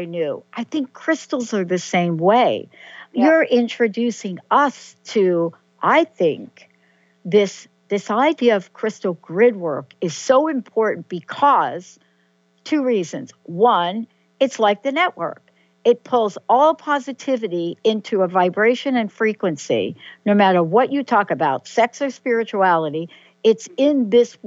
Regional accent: New York, United States; I'm a girl from New York

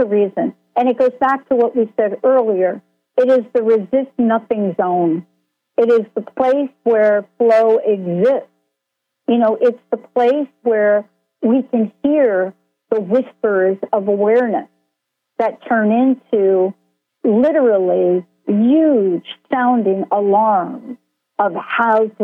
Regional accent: New Jersey, United States; I grew up in New Jersey

